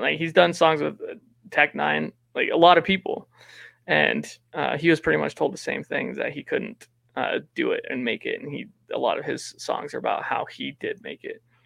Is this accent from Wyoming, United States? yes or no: yes; Wyoming, United States; also born or lived in Laramie, Wyoming; I'm from Wyoming